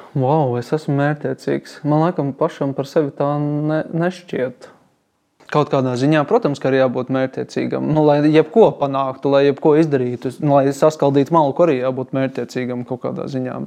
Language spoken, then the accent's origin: Latvian; Balgale, Tukums Municipality, Latvia; es patiesībā nāku no Balgalas.